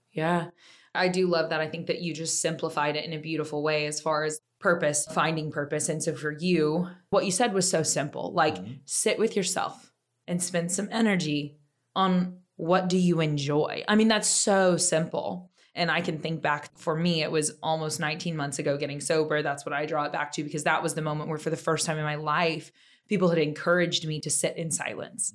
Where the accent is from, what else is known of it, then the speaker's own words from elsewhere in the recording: Oklahoma, United States; now in Austin, United States; I'm from Oklahoma. We say boomer sooner